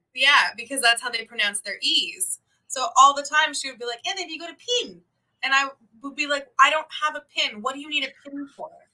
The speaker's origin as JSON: {"language": "English", "country": "Canada", "moved": "yes", "said": "I'm Canadian"}